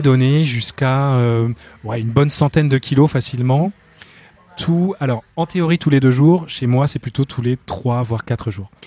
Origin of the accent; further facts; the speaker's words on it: Finistère, Brittany, France; je suis breton du Finistère